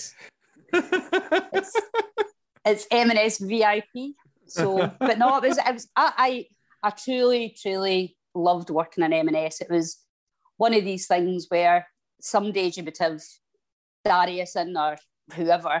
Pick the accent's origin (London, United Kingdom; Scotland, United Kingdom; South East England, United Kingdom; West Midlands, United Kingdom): Scotland, United Kingdom; Glasgow; they heard my accent, and it was an English person, said, oh, you're Scottish